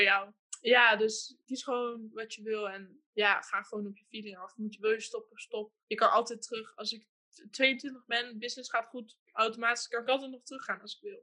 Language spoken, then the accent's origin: Dutch; Hengelo, Overijssel, Netherlands; also born or lived in Amsterdam; Ik ben eh, geboren in Amsterdam. Toen ik drie was, zijn mijn moeder en ik naar Hengelo verhuisd. Ik ben alleen opgegroeid met mijn moeder. Mijn vader heeft besloten om voor de geboorte weg te gaan. Eh, ik ben in Hengelo opgegroeid